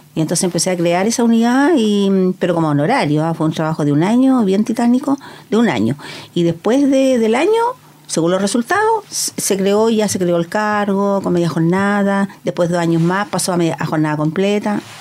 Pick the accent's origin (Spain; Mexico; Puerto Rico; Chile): Chile; Penco, Biobío; yo soy eh, originaria de Penco, me viví toda la vida allá